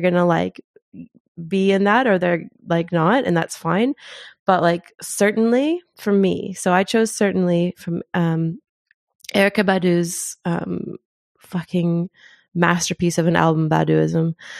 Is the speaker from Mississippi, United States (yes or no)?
no; Kentucky, United States; moved away as an adult; also born or lived in Zimbabwe; now in New Zealand; I grew up in Kentucky